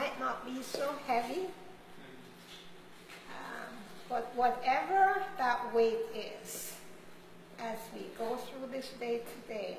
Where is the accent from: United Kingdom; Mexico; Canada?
Canada; Ontario; I'm from Ontario, Canada